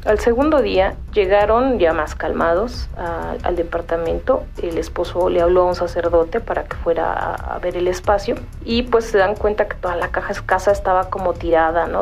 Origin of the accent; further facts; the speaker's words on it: Mexico City, Mexico; Soy originaria de Coyoacán, eh, de, de, la Ciudad de México